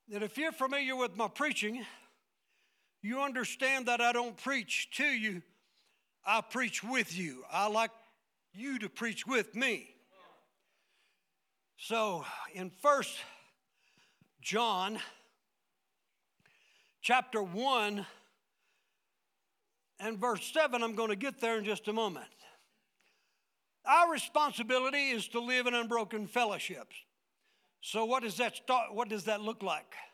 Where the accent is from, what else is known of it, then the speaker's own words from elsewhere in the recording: United States; But I don't live just because I'm an American